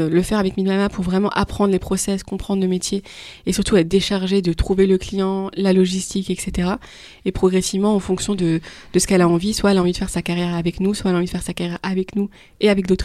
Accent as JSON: {"language": "French", "region": "Île-de-France", "country": "France", "said": "moi, je venais d'Île-de-France, donc euh, notre réseau, on connaissait des, femmes"}